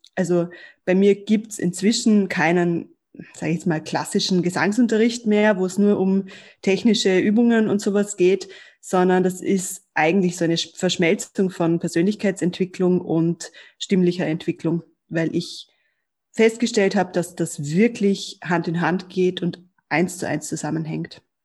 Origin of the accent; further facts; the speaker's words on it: Germany; ich bin in Deutschland aufgewachsen